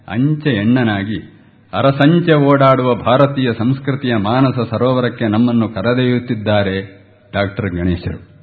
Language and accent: Kannada; Kateel, Karnataka, India; ನಮ್ಮ ದಕ್ಷಿಣ ಕನ್ನಡ ನಾನು ಹೇಳ್ತೇನೆ ಕಟೀಲ್ನವನು